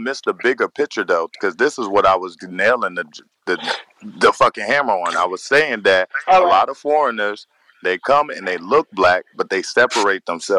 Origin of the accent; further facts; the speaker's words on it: United States; Bro, I'm from here. Nationality doesn't matter.